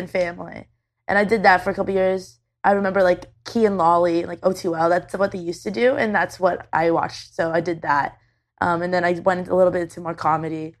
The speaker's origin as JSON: {"language": "English", "country": "Canada", "said": "I'm Canadian."}